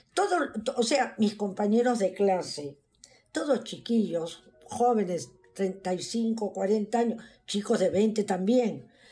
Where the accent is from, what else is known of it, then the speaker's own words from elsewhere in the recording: Pisco, Ica, Peru; moved away as an adult; now in United States; nací en el Perú, en un pueblito que se llamaba Pisco.